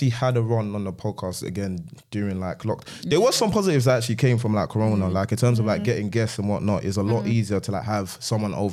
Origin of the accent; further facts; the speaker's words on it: Nigeria; I'm Nigerian.